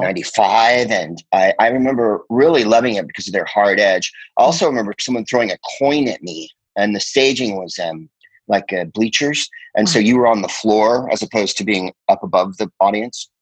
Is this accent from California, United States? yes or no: yes; San Carlos, California, United States; also born or lived in Phoenix, Arizona; I'm from San Francisco, and uh, you know that has a definite influence on you when you're from the Bay Area